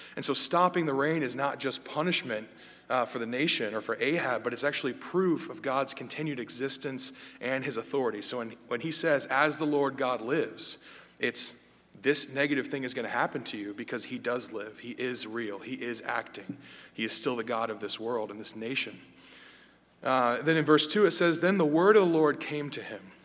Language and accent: English; United States; me as an American